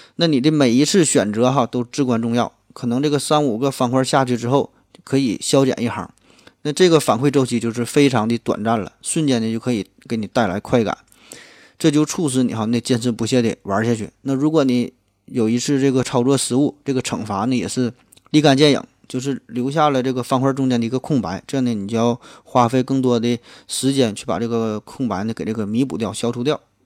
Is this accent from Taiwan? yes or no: no; Northeast China, China; 半开不知道算不算咱们东北话